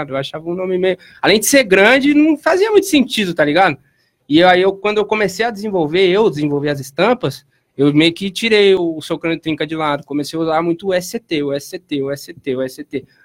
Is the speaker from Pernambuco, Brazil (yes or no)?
no; Piracicaba, São Paulo, Brazil; nasci em 1994, aqui na cidade de Piracicaba mesmo